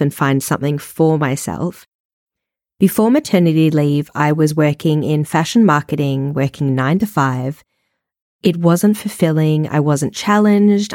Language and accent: English; Melbourne, Victoria, Australia; moved away; also born or lived in Paris / Perth / New York City; I am an Australian born and bred. I lived in Paris, Perth, and New York City in my younger years, and then moved back to Melbourne, my hometown.